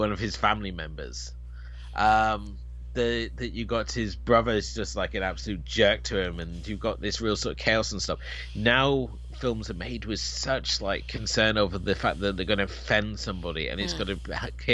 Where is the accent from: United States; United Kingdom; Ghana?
United Kingdom